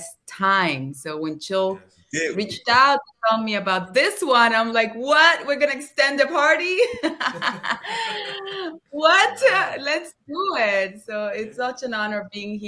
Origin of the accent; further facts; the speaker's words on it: Havana, Cuba; English is a second language; moved away; also born or lived in Los Angeles; I come from Havana, born and raised